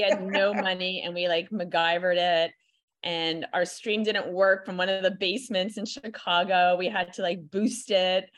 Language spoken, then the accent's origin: English; Montreal, Quebec, Canada; I am born and raised in Montreal